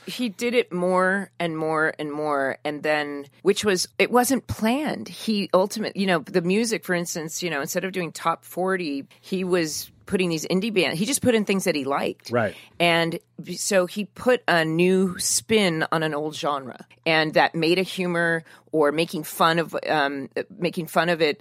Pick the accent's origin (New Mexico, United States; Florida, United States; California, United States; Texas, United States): California, United States; Newport Beach; I grew up in Orange County in, in south of Newport Beach